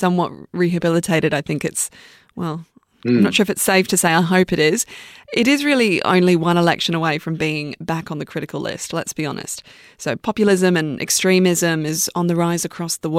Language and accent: English; Australia; being an Australian citizen